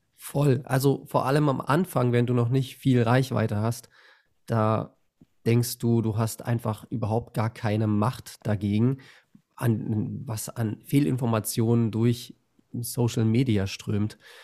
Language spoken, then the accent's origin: German; Berlin, Germany; now in Bavaria, Germany; ich bin in Bayern, aber ich, ich komme aus Berlin